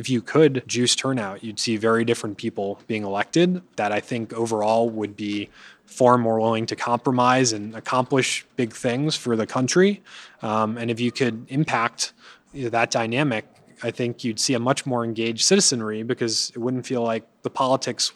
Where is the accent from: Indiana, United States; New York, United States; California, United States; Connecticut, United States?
Connecticut, United States; I grew up in Connecticut